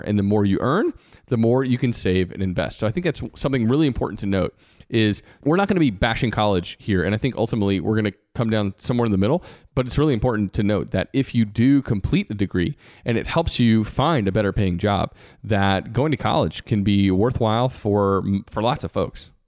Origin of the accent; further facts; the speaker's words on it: Georgia, United States; I decided on purpose to come back to my home state